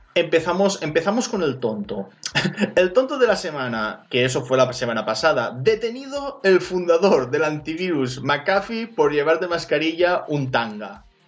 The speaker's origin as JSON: {"language": "Spanish", "region": "Valencian Community", "country": "Spain", "said": "yo soy valenciano, la O es, abierta"}